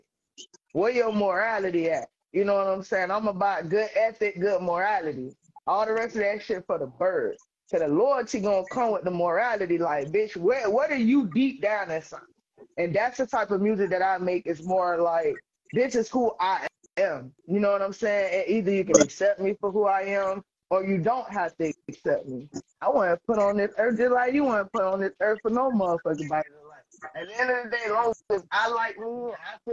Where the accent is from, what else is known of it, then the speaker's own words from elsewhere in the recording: Palm Beach, Florida, United States; I grew up out there